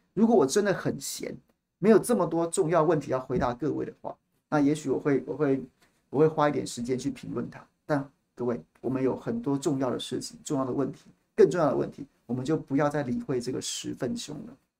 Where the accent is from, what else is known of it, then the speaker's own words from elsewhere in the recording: Taiwan; 我们一辈子生在这里，长在这里